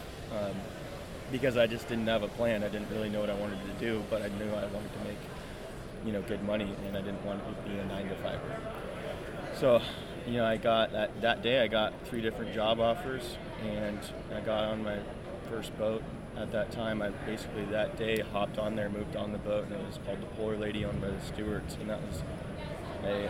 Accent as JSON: {"language": "English", "town": "San Jose", "region": "California", "country": "United States", "tie": "born or raised there", "said": "I was born in San Jose, California in 1988"}